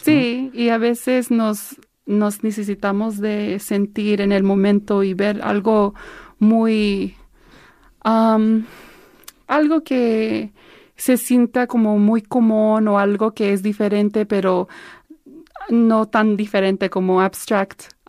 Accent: Los Angeles, California, United States; yo soy de aquí, de Los Ángeles, del de, San Fernando, el Valle de San Fernando

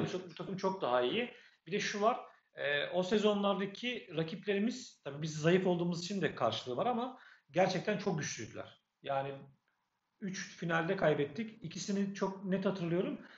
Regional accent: Sakarya, Turkey; Sakaryalıyız biz

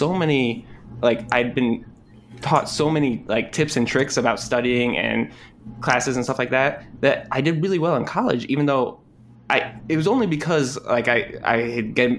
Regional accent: Rochester, New York, United States; I grew up in upstate New York, Rochester, New York.

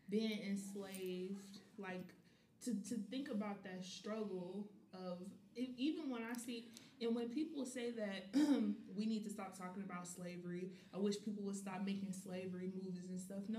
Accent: the South, United States; I started to realize the, about the N word, especially growing up in the South.

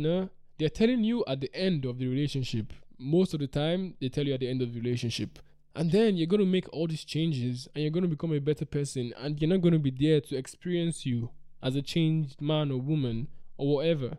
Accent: Nigeria; I come from Nigeria

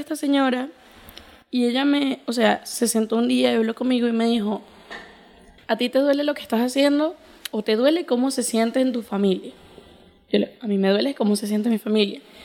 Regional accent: Venezuela; yo nací aquí en Venezuela en el 2000

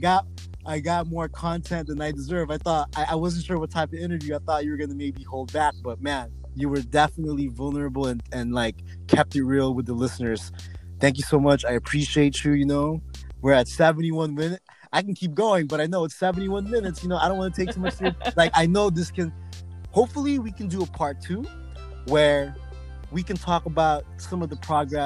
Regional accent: San Diego, California, United States; as a Filipino American, Hispanic, Mexican American, we grew up out here

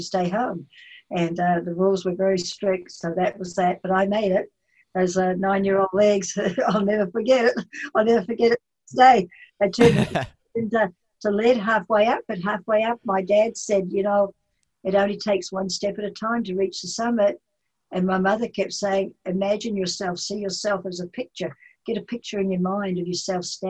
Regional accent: Taranaki, New Zealand; accent: Kiwi; moved away as an adult; now in Washington State, United States; I grew up on a farm, a large farm, and sheep, cattle and dairy

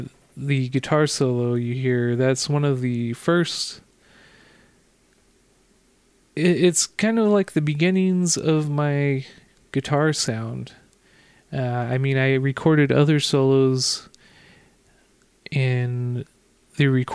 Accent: Southern California, United States; Growing up in Southern California, I would always go to the southern coast

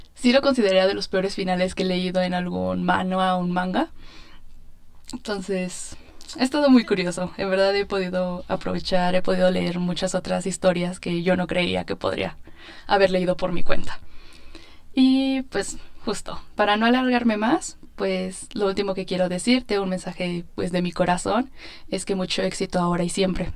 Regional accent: State of Mexico, Mexico; soy del Estado de México

